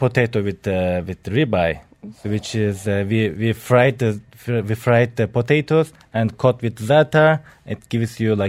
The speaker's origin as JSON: {"language": "English", "country": "Turkey", "tie": "born or raised there", "moved": "yes", "lives_now": "Dubai, United Arab Emirates", "said": "So I born in Turkey. I'm from Turkey."}